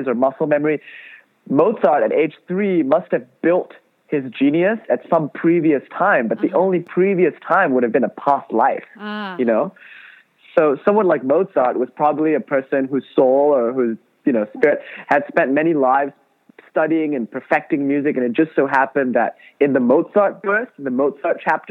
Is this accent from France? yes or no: no; Kuala Lumpur, Malaysia; now in Los Angeles, United States; I grew up in Kuala Lumpur, Malaysia